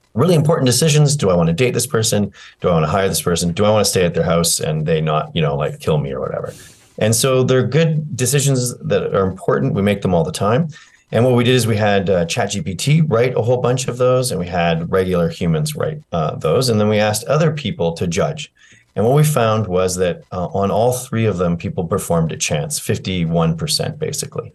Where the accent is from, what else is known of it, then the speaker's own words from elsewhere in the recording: Canada; I'm a Canadian